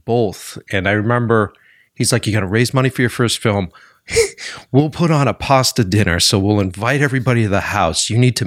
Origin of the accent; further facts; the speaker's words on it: Framingham, Massachusetts, United States; I grew up in Framingham, Mass.